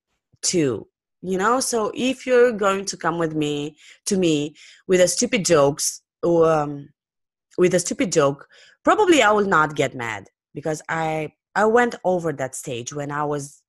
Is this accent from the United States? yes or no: no; Romania; English is a second language; I come from Romania, which is not a native English speaking country